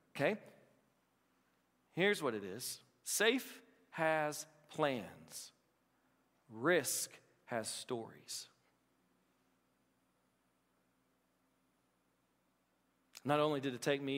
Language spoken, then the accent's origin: English; Appalachia, United States; I'm Appalachian.